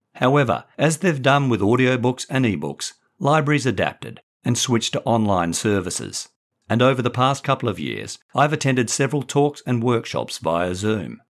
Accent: Perth, Western Australia, Australia; also born or lived in England / Brighton, England; now in Sydney, Australia; from my childhood in Perth to my mid-twenties and thirties in England and as a middle-aged dad in Sydney

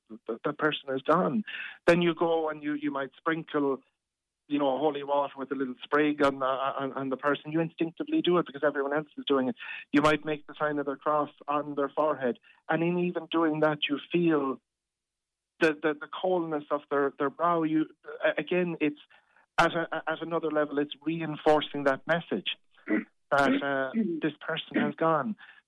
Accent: Ireland; And that really cuts to our hearts as an Irish people.

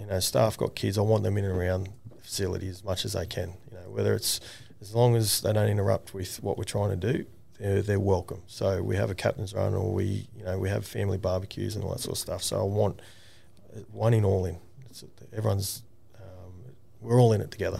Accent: New South Wales, Australia; now in Queensland, Australia; I'm from New South Wales, so I'm a Blue

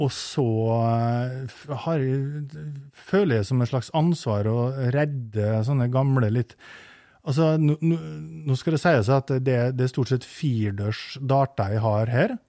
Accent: Eide, Møre og Romsdal, Norway; Vi har et ganske sånn, stort generasjonshus på Eide på Nordmøre, der jeg, der jeg kommer fra

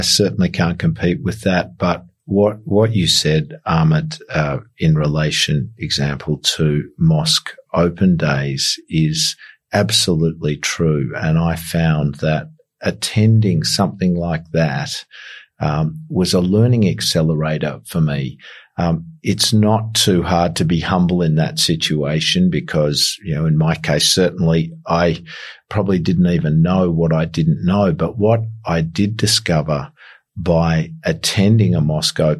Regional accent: Australia; I'm from Australia.

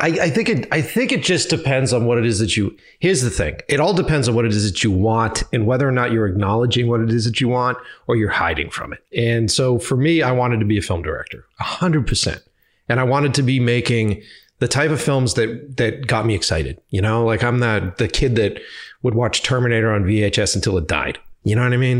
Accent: Boston, Massachusetts, United States; moved away as an adult; also born or lived in New York; if I go back to my hometown, I know everybody

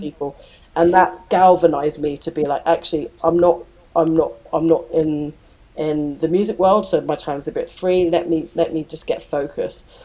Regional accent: United Kingdom; I, I'm very British

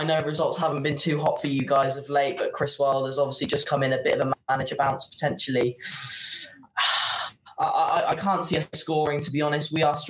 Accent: Malvern, West Midlands, United Kingdom; also born or lived in Worcester; I was born in Worcester.

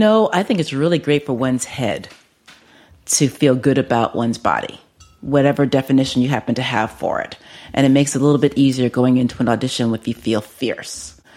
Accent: New York City, New York, United States; I'm from the Bronx, yes.

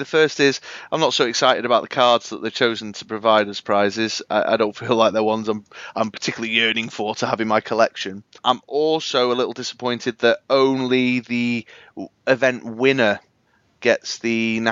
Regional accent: Manchester, North West England, United Kingdom; My hometown

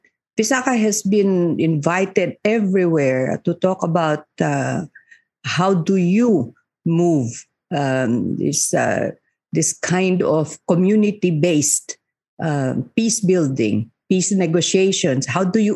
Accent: Muslim Mindanao, Bangsamoro, Philippines; In conflict areas like where I come from Muslim Mindanao

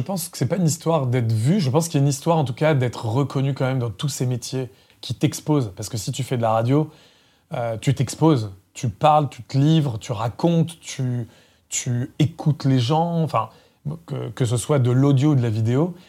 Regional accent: Centre-Val de Loire, France; moved away; also born or lived in Paris; je suis né dans le Loiret, dans le 45, dans un village de 150 habitants qui s'appelle Dame-Marie en Puisée

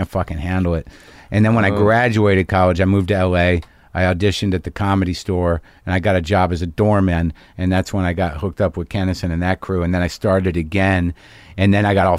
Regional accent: Albuquerque, New Mexico, United States; moved away as an adult; also born or lived in Boston; I grew up in Albuquerque, and I started in Boston actually when I went to college.

